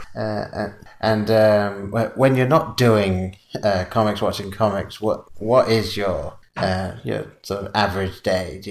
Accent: England, United Kingdom; accent: English; moved away; being from England and growing up in England

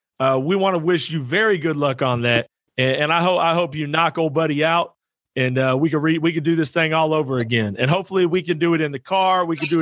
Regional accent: Iowa, United States; now in Tennessee, United States; Well, I'm not in Iowa now. I'm from Iowa. I live in Tennessee now.

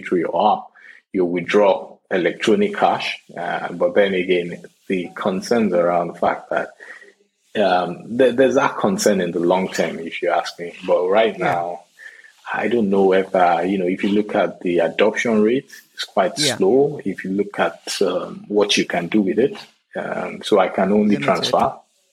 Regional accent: Nigeria; I'm a Nigerian

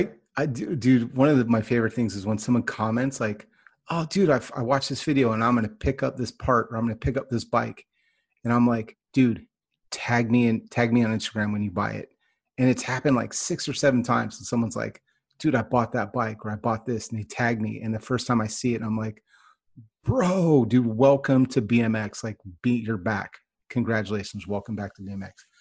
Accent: Northern California, United States; I grew up in Northern California

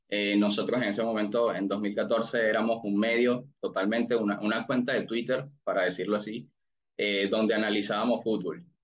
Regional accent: Venezuela; moved away as an adult; now in United States; yo soy de Venezuela, tengo ya seis años en Estados Unidos

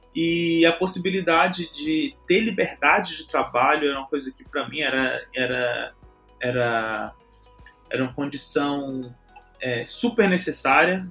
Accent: Fortaleza, Ceará, Brazil; also born or lived in Teresina, Piauí; sou de Teresina, Piauí, cresci em Fortaleza

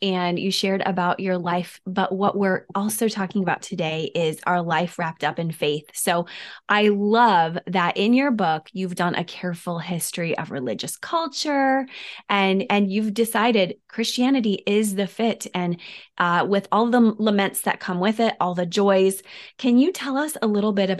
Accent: Detroit, Michigan, United States; also born or lived in Wheaton; I know I was there because we're from Detroit and Wheaton.

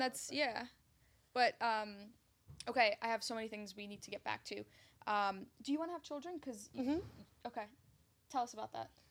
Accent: New York City, New York, United States; also born or lived in Egypt; So I grew up in Ridgewood, Queens, and I had moved. We when we moved from Egypt, that's where I grew up

